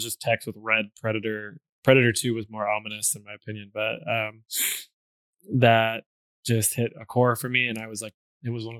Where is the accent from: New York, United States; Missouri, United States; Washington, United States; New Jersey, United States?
Washington, United States; Seattle; my family, and we're from Seattle